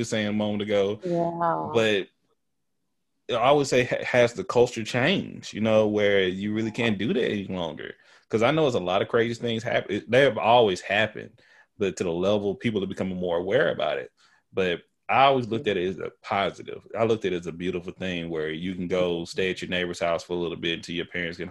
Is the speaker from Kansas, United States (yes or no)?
no; Tyler, Texas, United States; accent: country; also born or lived in Houston; I'm country. I'm from Texas. I use ain't